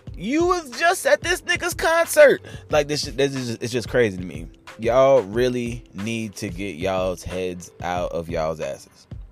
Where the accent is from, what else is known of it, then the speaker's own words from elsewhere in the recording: North Carolina, United States; I'm from North Carolina